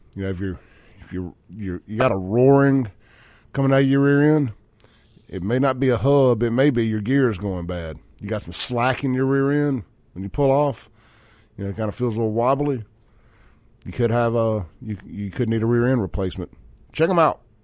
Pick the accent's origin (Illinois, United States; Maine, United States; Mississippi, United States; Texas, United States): Mississippi, United States; Jackson; I come from Jackson, Mississippi